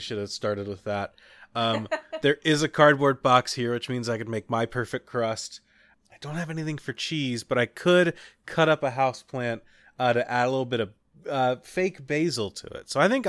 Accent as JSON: {"language": "English", "region": "Kentucky", "country": "United States", "tie": "born or raised there", "said": "Growing up in Kentucky, we did a school play once that was called How Y'all Like It."}